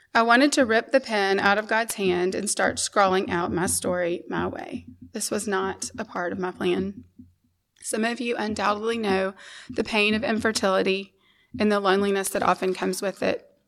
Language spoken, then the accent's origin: English; Memphis, Tennessee, United States; We grew up here in Memphis in a loving Christian home